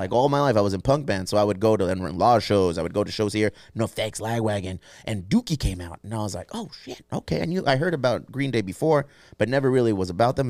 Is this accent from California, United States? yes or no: yes; California, United States; We're from California